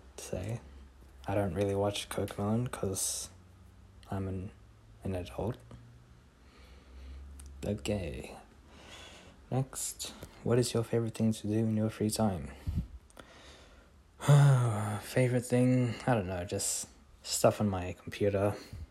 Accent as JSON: {"language": "English", "country": "Australia", "tie": "born or raised there", "said": "I am an Australian. Kind of, I guess. I moved here when I was like a baby, so kind of still works since I grew up here. I'd call myself an Australian"}